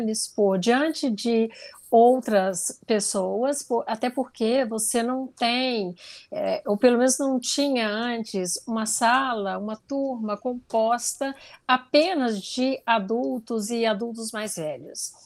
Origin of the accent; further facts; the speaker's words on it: interior of Goiás, Brazil; eu sou do interior de Goiás e na minha infância eu não tinha nem televisão na minha casa